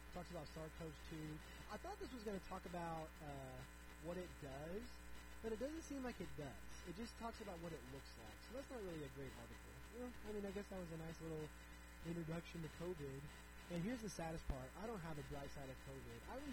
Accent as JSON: {"language": "English", "country": "United States", "said": "as an American"}